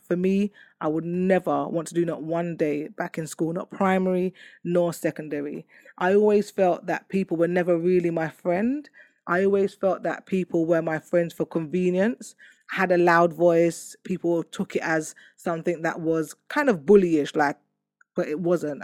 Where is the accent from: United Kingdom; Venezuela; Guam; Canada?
United Kingdom; London; I come from Hackney